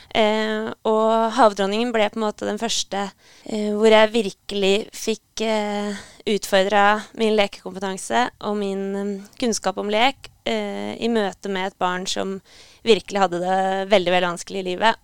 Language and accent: Norwegian; Hamar, Innlandet, Norway; moved away as an adult; also born or lived in Trondheim; jeg kommer opprinnelig fra Hamar. Og flytta til Trondheim for å studere